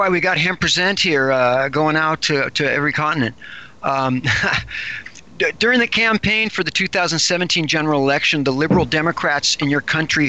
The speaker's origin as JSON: {"language": "English", "country": "United States", "said": "Well, as an American"}